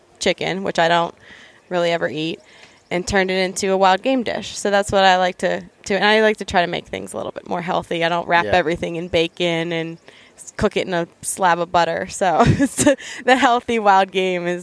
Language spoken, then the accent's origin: English; Western Pennsylvania, United States; I grew up here in Western Pennsylvania